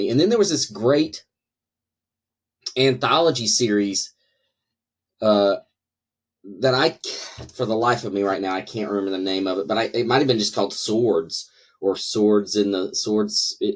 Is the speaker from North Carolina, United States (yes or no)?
yes; North Carolina, United States; So yeah, maybe maybe people in North Carolina just need fantasy to try to escape a little bit.